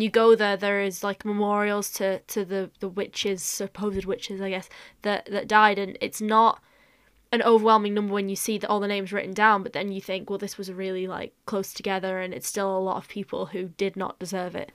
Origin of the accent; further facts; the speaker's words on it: North West England, United Kingdom; I'm a Northerner and that I'm a Northwest